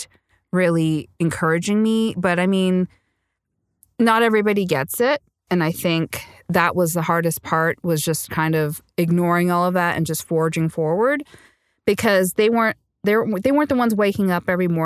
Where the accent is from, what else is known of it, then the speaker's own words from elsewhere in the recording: Montreal, Quebec, Canada; also born or lived in Sri Lanka; now in Toronto, Canada; I speak French because I grew up in Montreal when we immigrated here to Canada